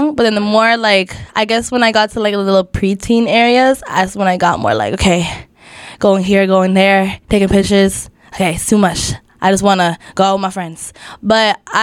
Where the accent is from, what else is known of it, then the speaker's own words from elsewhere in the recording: Toronto, Ontario, Canada; I grew up in Scarborough, Scarlem. I've been there for like all my life.